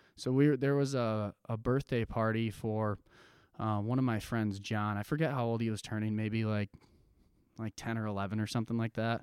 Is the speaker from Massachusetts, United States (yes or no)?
no; Jenison, Michigan, United States; also born or lived in Grand Rapids; I grew up, was born in Grand Rapids and was born and raised in Jenison